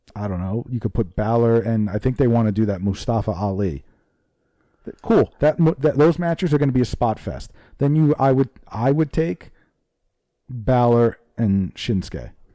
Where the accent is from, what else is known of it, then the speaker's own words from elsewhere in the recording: New Jersey, United States; New Jersey